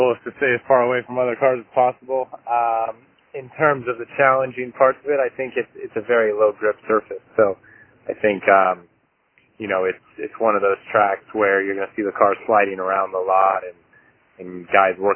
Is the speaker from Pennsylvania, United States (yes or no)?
no; California, United States; born or raised there